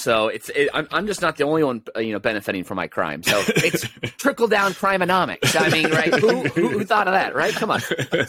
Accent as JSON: {"language": "English", "region": "California", "country": "United States", "tie": "born or raised there", "said": "grove next to my childhood home in Orange County. That's where I grew up."}